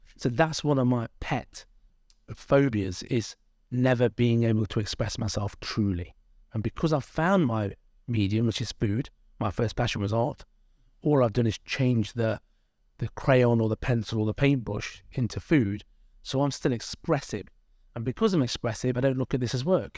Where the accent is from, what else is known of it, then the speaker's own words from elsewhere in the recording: Derby, East Midlands, United Kingdom; I'm from Derby. My parents are immigrants. They came here in the sixties from India.